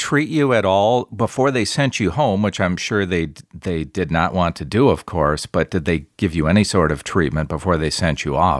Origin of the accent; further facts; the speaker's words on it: Midwest, United States; I'm from the Midwest